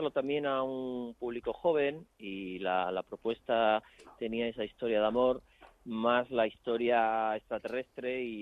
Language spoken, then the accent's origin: Spanish; Chile; now in Madrid, Spain; soy madrileño de adopción, porque yo vengo de Chile